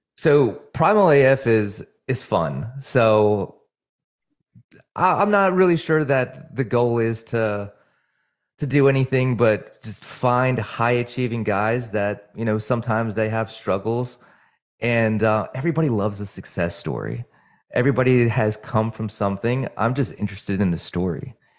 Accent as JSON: {"language": "English", "region": "New Jersey", "country": "United States", "also_born_or_lived": "Virginia", "moved": "yes", "said": "I'm from New Jersey"}